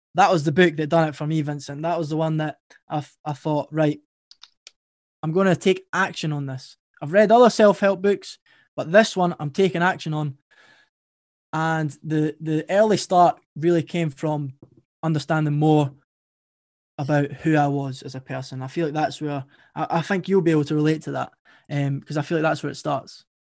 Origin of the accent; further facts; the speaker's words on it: Edinburgh, Scotland, United Kingdom; accent: Scottish; my story started in Edinburgh, Scotland. That's where I'm from. And I had a pretty good upbringing.